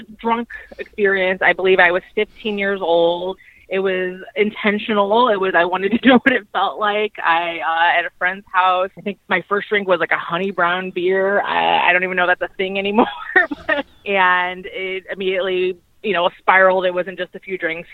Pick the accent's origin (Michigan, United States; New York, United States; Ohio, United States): Ohio, United States; Cleveland; I'm from Cleveland, Ohio.